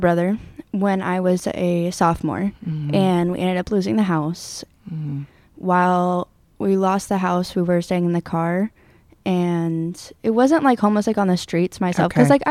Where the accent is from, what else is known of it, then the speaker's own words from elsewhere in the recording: Red Bluff, California, United States; born there; I was born in Red Bluff, and my mother was unstable, honestly.